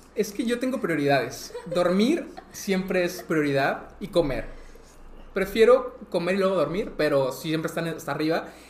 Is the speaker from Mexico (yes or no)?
yes; Monterrey, Nuevo León, Mexico; Soy de Monterrey, pero vivo poco en Monterrey